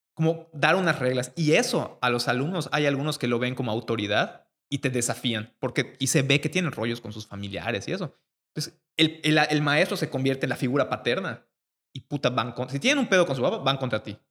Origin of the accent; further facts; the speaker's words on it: Mérida, Yucatán, Mexico; llegamos todos los 30 alumnos de Mérida, los 20 niños de Mérida